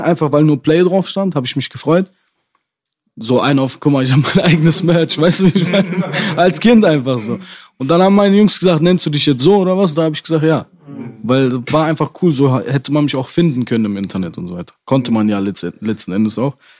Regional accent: Dortmund, North Rhine-Westphalia, Germany; ich finde Dortmund auch sehr schön, wo ich herkomme

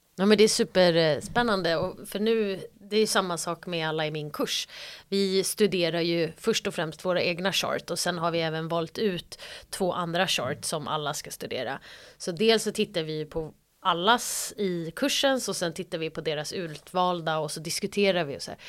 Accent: Stockholm, Stockholm County, Sweden; now in Zürich, Switzerland; vara hemma i Stockholm

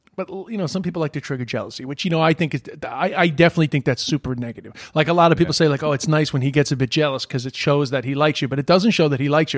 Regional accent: United States; moved away; I'm from the States

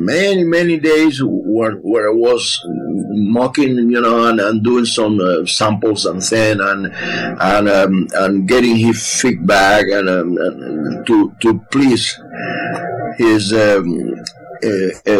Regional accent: Artemisa, Cuba; moved away; I grew up in Artemisa, you know, a small village in the middle of the countryside of the island

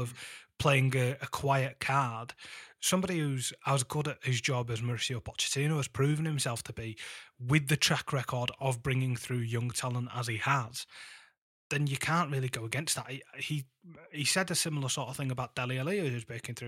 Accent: Huddersfield, Yorkshire and the Humber, United Kingdom; here to my hometown

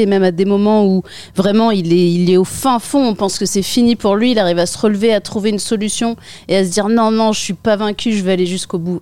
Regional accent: Saint-Quentin, Hauts-de-France, France; j'ai grandi en Picardie. Euh, dans, une ville qui s'appelle Saint-Quentin

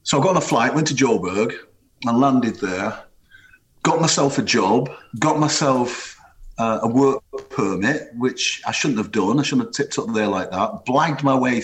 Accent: Rossendale, North West England, United Kingdom; moved away; also born or lived in South Africa; growing up on a huge housing estate north of Manchester, a place called Edgeside in Rosendale

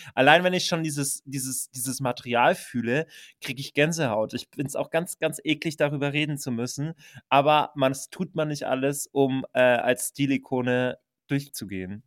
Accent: Franconian Switzerland, Bavaria, Germany; Mit den 30 Einwohnern, wo ich aufgewachsen bin

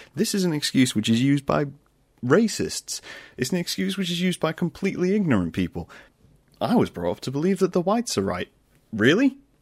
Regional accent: United Kingdom; also born or lived in Lincoln, Lincolnshire; I'm British

